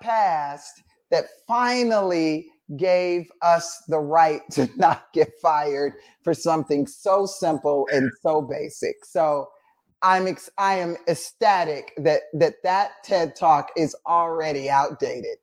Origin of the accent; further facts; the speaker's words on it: Atlanta, Georgia, United States; growing up in Atlanta being black and a woman and gay